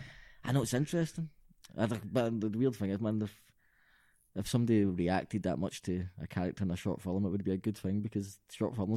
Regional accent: Glasgow, Scotland, United Kingdom; also born or lived in Balornock, Glasgow; I'm from Springburn, and it's really nice and multicultural now.

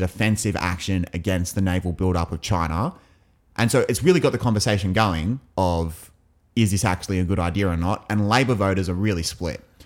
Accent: England, United Kingdom; as an Englishman

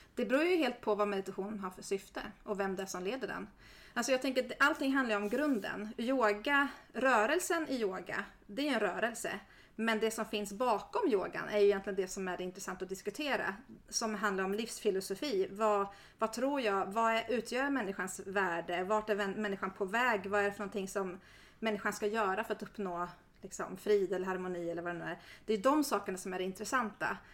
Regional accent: Järna, Stockholm County, Sweden; Jag är uppvuxen i Järna och mina föräldrar är missionärer

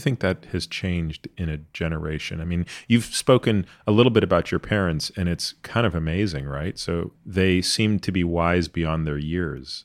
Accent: Canada; I grew up in Canada

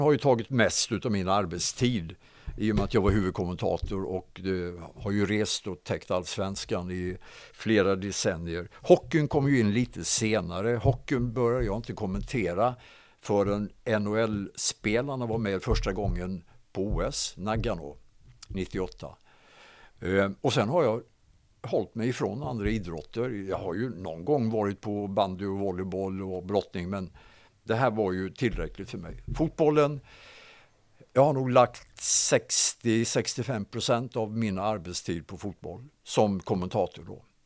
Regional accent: Hovslätt, Jönköping County, Sweden; Jag är uppväxt i, i Hovslätt, i Hovslätts idrottsklubb och Hovslätts BTK

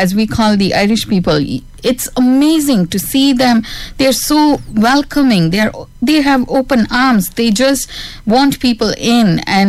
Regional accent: India; now in Ireland; I'm still Indian citizen.

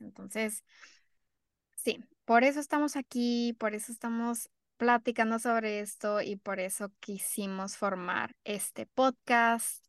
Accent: Mexico; now in United States; somos de la frontera, sí crecimos en México y somos mexicanas, de familias mexicanas, pero ya ahora vivimos en Estados Unidos

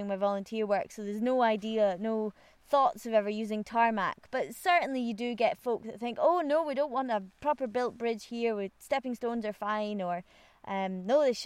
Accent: Aviemore, Scotland, United Kingdom; I was really, really lucky to have been born and brought up in Aviemore.

